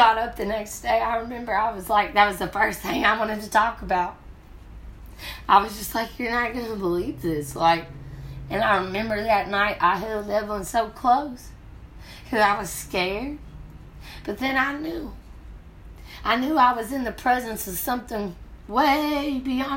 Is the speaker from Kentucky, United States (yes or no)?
yes; the South, Kentucky, United States; moved away as an adult; also born or lived in Colorado; I'm from the South. I had to open up my perception. Point blank period. When you're from the South, Kentucky, and then you go out to Colorado, it's different.